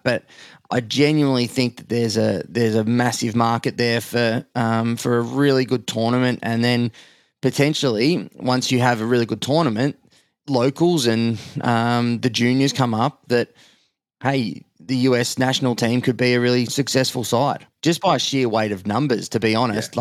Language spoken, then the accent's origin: English; Australia; I'm in the middle as the Aussie